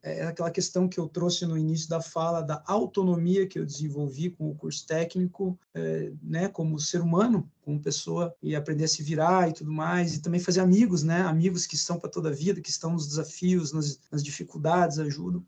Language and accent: Portuguese; Ponta Grossa, Paraná, Brazil; moved away as an adult; now in Curitiba, Brazil; eu sou nascido em Ponta Grossa, sou pontagrossense, mas também sou já bastante curitibano